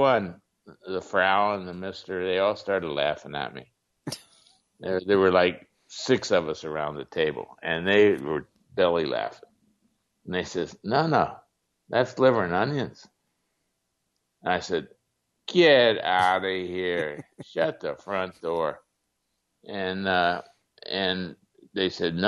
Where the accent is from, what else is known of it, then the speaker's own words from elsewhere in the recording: Ohio, United States; also born or lived in Switzerland; when I was growing up in Ohio